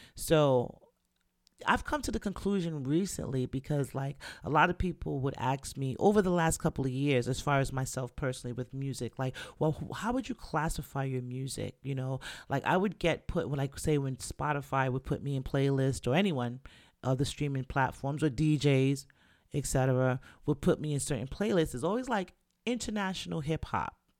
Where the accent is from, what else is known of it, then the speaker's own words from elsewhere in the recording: New York City, New York, United States; we grew up in the Bronx, and we had to deal with the Bronx from September to June